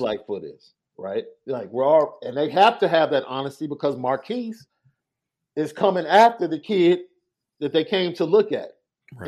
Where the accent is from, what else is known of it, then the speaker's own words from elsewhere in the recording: Chicago, Illinois, United States; as a Chicagoan